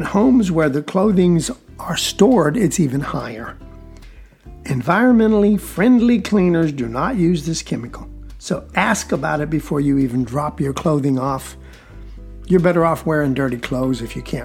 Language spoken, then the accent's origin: English; South Georgia, United States; I'm from South Georgia